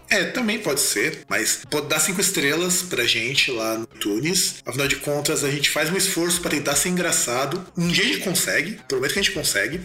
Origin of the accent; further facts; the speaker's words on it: South Region, Brazil; eu sou lá do Sul